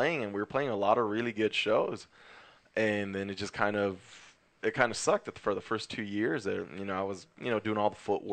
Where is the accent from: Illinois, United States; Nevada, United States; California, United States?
California, United States; Maywood; Maywood, man. We're all from